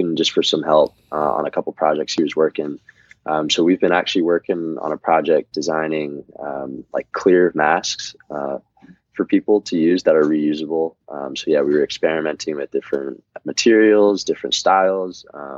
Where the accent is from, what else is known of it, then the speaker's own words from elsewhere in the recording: East Coast, United States; just kind of growing up on the East Coast, you know.